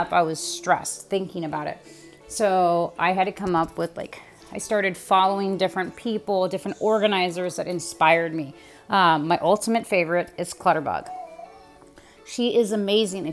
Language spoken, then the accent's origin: English; California, United States; now in Ohio, United States; I'm originally from the West Coast, California. I am currently living in Ohio